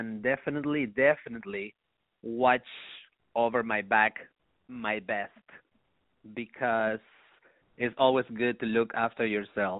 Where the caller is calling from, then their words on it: Los Angeles, California, United States; I'm calling from Hollywood.